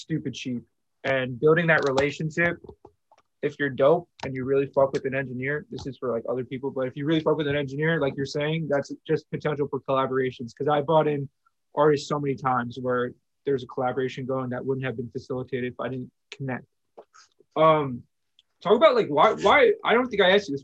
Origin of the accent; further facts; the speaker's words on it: United States; I'm from New York, New Jersey too